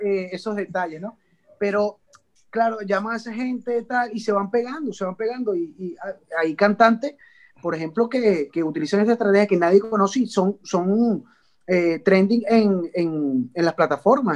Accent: Venezuela; moved away as an adult; now in Spain; en el caso de Venezuela no estábamos acostumbrados a emigrar de esa forma, masivamente

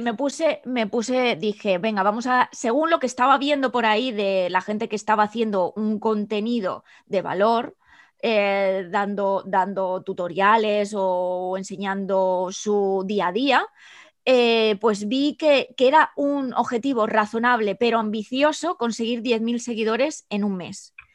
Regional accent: El Campello, Valencian Community, Spain; moved away as an adult; also born or lived in Edinburgh, United Kingdom; now in London, United Kingdom; soy de El Campello, un pueblo de Alicante en España

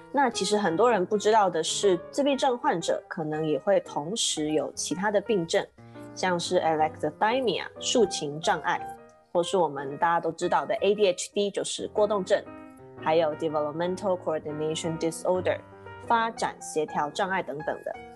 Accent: Kaohsiung, Taiwan; now in United States; 我是在美国的台湾高雄人

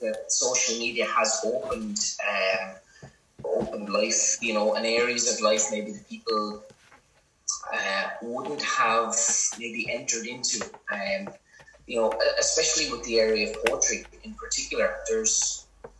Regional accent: County Wexford, Leinster, Ireland; I grew up in the ballad singing tradition in County Wexford, which is very, very strong, especially down here in the south of the county.

